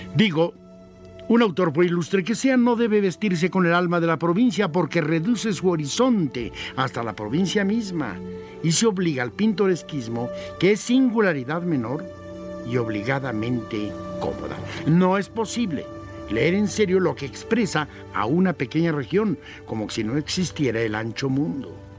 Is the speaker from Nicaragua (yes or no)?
no; Mexico